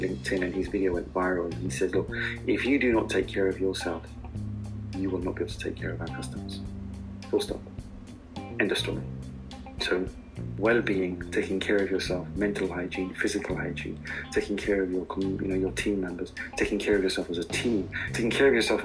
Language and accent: English; Karachi, Sindh, Pakistan; I grew up in Karachi with my mom's brother